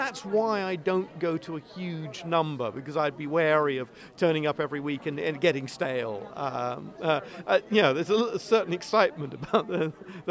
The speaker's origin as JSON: {"language": "English", "country": "United Kingdom", "said": "I am British"}